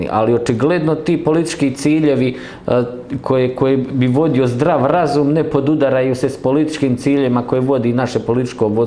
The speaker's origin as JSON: {"language": "Croatian", "country": "Croatia", "said": "Mi smatramo da će nas Zapad uvjetno rečeno podržati za, samo zato što mi kao Hrvati, odnosno Republika Hrvatska, e, pada pod tu zapadnu civilizaciju"}